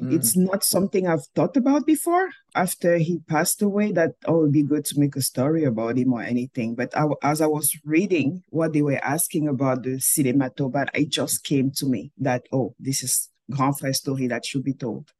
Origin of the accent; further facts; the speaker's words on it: Cameroon; moved away as an adult; also born or lived in Montreal, Canada / Calgary, Canada; now in Manitoba, Canada; I was born and raised in Cameroon.